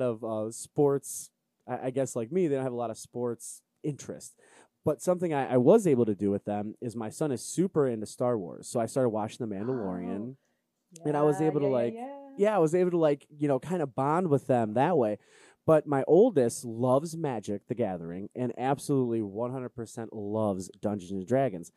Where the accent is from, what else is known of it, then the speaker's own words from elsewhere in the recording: Cleveland, Ohio, United States; I'm from Cleveland